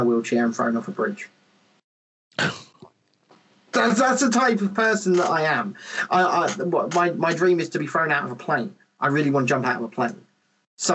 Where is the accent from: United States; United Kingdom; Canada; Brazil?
United Kingdom; England; Especially as an English person